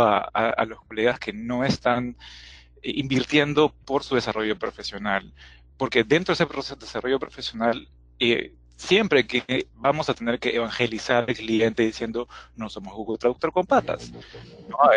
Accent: Peru; soy de Perú

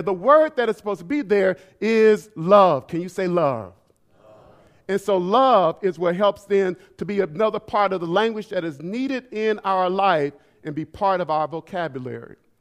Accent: Alabama, United States; also born or lived in Sanford, Florida; now in Detroit, United States; Alabama, which is where I was born

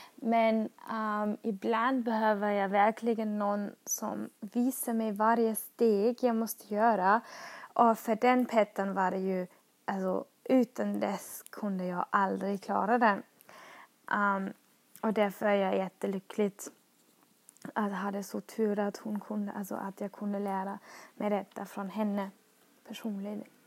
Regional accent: Austria; Swedish is a second language; moved away as an adult; now in Sweden; jag kommer från Österrike och har flyttat till Sverige

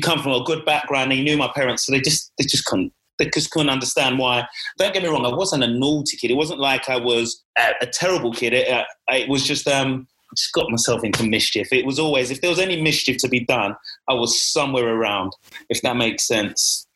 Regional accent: London, United Kingdom; born and bred in East London

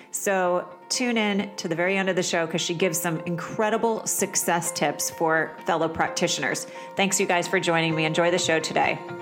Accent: Vermont, United States; moved away; I was from Vermont

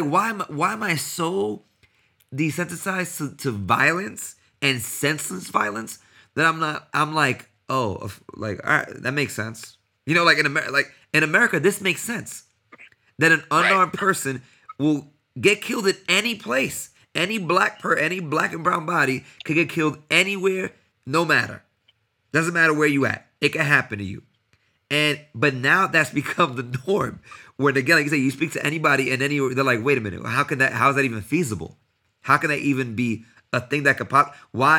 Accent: United States; and you know the fact that I'm American.

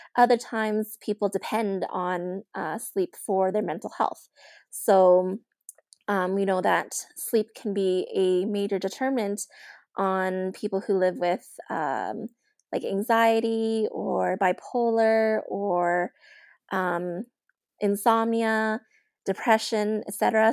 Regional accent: Edmonton, Alberta, Canada; I was born and raised in Edmonton, in Alberta, Canada.

